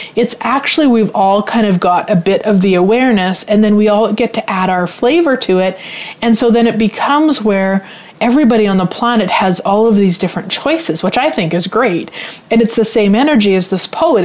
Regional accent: Canada; I'm Canadian, in case you don't know. A lot of people assume I'm American, but I'm actually Canadian

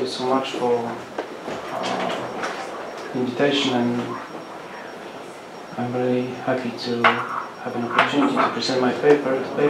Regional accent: Poznań, Greater Poland, Poland; So I come from Poznan.

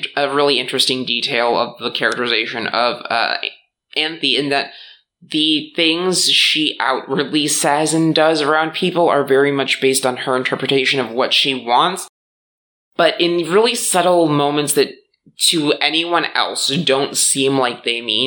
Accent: Midwest, United States; growing up in the Midwest

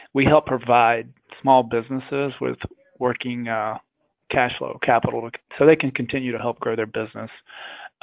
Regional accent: South Alabama, United States; I grew up in South Alabama.

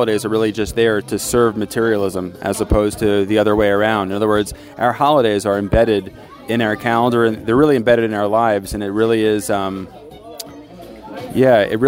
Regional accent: Long Island, New York, United States; now in Israel; how I grew up in Long Island, New York

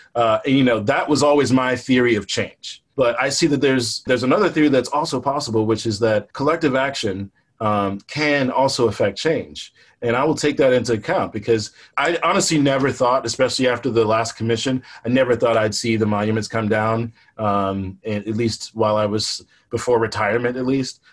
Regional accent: Richmond, Virginia, United States; I grew up poor in the East End

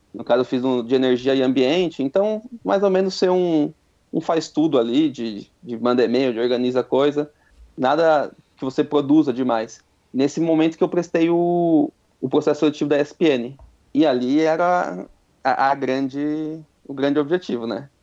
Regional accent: Itatiba, São Paulo, Brazil; moved away as an adult; eu sou de Itatiba, interior, então assim, tinha que vir para cá, mudar

